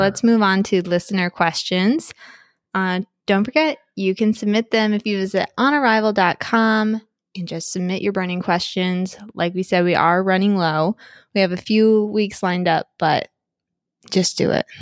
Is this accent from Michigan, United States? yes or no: yes; Michigan, United States; I'm from Michigan